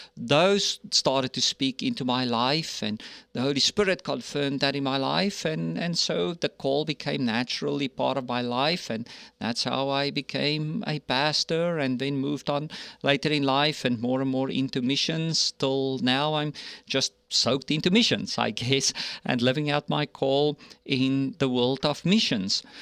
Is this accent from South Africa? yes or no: yes; South Africa; moved away; I grew up in South Africa, born and raised there